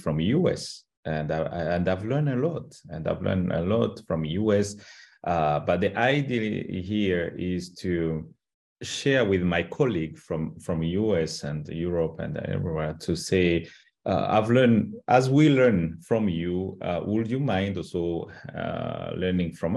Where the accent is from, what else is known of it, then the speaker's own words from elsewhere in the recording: Rwanda; English is a second language; in a Rwandan culture